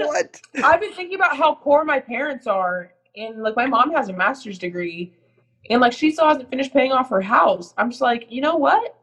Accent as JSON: {"language": "English", "country": "United States", "said": "an American"}